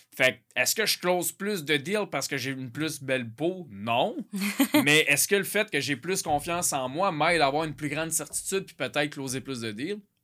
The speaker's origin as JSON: {"language": "French", "region": "Quebec", "country": "Canada", "said": "je suis du Québec"}